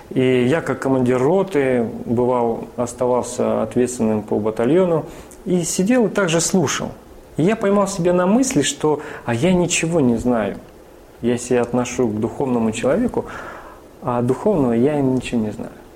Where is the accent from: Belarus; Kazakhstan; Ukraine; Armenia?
Kazakhstan; Northern Kazakhstan; also born or lived in Vladikavkaz / Rostov-on-Don; now in Tula, Russia; она моя землячка угу. северного Казахстана. Я родился в Казахстане